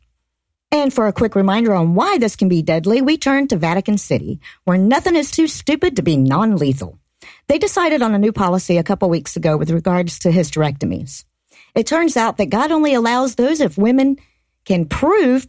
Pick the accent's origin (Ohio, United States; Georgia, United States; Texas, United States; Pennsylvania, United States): Georgia, United States; I grew up in Georgia. I spent most of my life here.